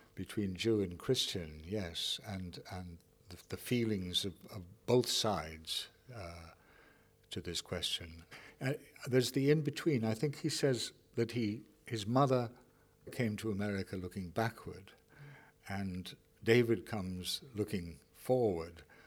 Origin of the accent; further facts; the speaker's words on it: Ireland; now in Canada; I'm an Irishman